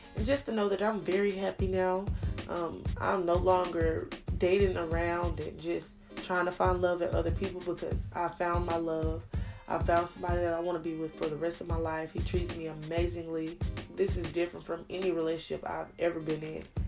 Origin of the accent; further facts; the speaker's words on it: Arkansas, United States; I am from Arkansas